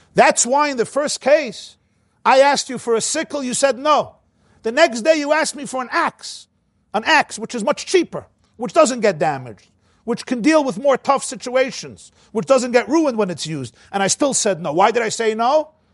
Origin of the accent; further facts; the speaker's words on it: New York City, New York, United States; I grew up in the Crownite section of Brooklyn.